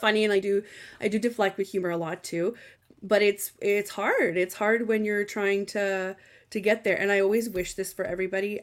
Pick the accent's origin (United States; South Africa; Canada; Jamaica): Canada; I am Canadian